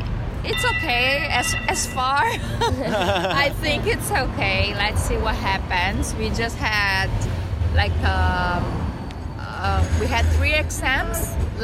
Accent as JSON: {"language": "English", "country": "Brazil", "moved": "as an adult", "lives_now": "Madrid, Spain", "said": "We are from Brazil. I'm from Rio and I'm from Bahia."}